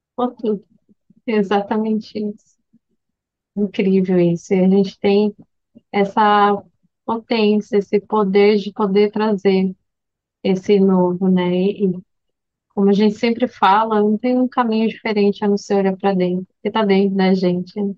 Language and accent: Portuguese; Brazil; como brasileira misturada